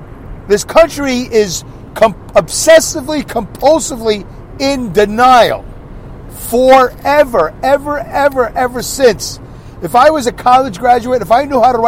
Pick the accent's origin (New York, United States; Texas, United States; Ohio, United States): New York, United States; New York City; moved away; I came from New York City. I came from Brooklyn, New York.